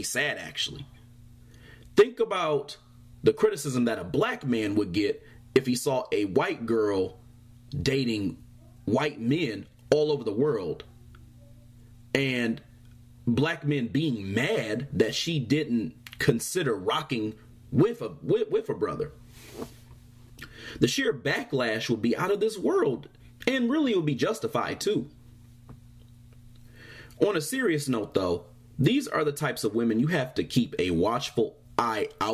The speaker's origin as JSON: {"language": "English", "region": "Michigan", "country": "United States", "tie": "born or raised there", "said": "my home state"}